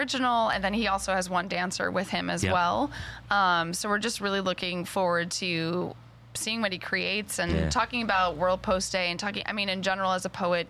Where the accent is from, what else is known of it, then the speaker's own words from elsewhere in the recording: Boston, Massachusetts, United States; also born or lived in Pittsburgh; I moved here in 2001. I'm originally from Boston.